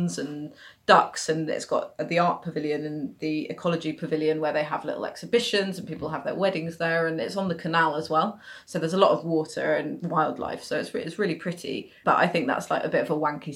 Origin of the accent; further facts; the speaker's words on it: London, United Kingdom; also born or lived in Mile End, London; I grew up in Acton, which is very west, almost suburban, and then I've gone all the way along the central line to Mile End